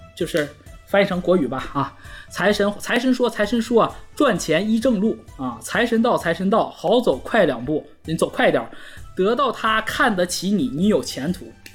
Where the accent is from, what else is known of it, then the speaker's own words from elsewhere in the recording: Heilongjiang, China; moved away; 我作为一个东北人，我在东北从来没滑雪过